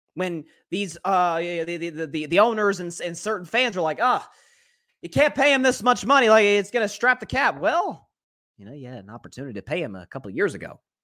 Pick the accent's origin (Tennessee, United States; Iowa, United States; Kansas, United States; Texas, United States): Tennessee, United States; I'm from Tennessee